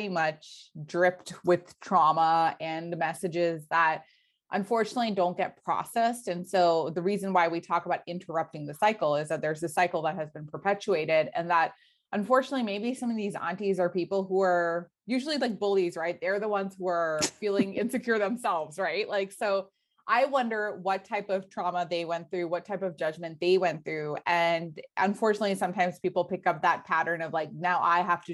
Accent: United States; growing up in the States

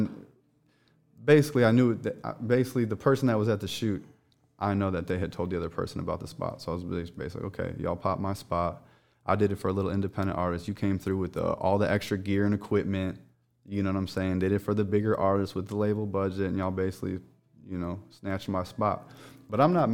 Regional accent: Chicago, Illinois, United States; moved away as an adult; also born or lived in Hollywood; now in Los Angeles, United States; I was born and raised in Chicago

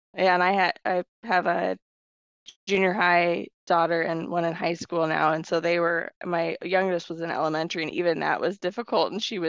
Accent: Washington, Iowa, United States; also born or lived in Waterloo, Iowa / Cedar Falls, Iowa / Coralville, Iowa; born and raised Iowa.

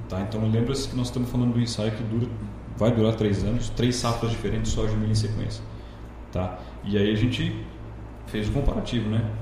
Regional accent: Londrina, Paraná, Brazil; moved away as an adult; also born or lived in Primavera do Leste, Mato Grosso; now in Lucas do Rio Verde, Brazil; numa cidade do interior do noroeste do Paraná chamada Paranavaí. Mudei de lá muito cedo, né? É, fiz a vida em Londrina, vida pessoal, vida acadêmica, tudo por lá

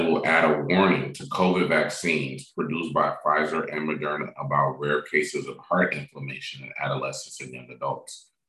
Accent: Michigan, United States; I'm actually from Michigan.

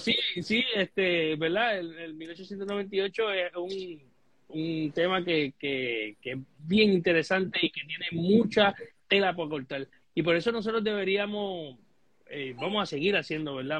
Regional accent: Puerto Rico; nosotros como puertorriqueños

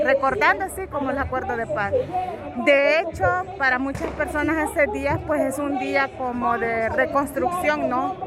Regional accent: El Salvador; como salvadoreña

